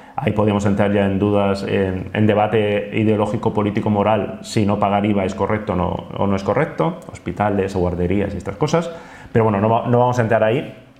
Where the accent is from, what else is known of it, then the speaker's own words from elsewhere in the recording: Basque Country, Spain; los vascos somos más de bici